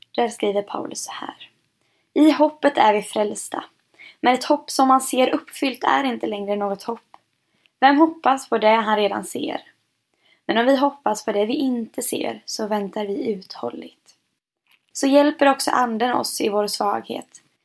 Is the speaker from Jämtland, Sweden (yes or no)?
no; Jönköping, Jönköping County, Sweden; jag är född och uppvuxen i Pingst Jönköping och är snart 23 år gammal och har varit med här nästan hela mitt liv